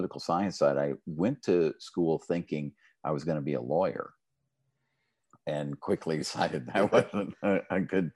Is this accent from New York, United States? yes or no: no; Midland, Texas, United States; I grew up in Midland